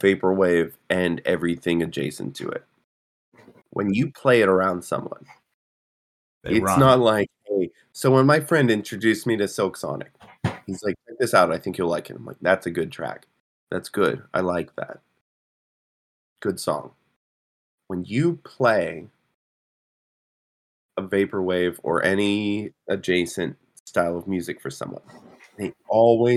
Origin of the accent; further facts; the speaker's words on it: New Germany, Pennsylvania, United States; I'm from New Germany